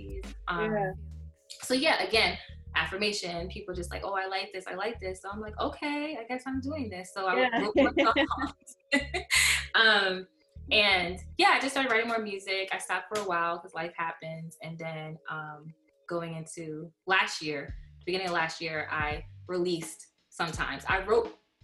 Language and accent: English; New Jersey, United States; now in Brooklyn, United States; I am originally from New Jersey. I currently reside in Brooklyn, New York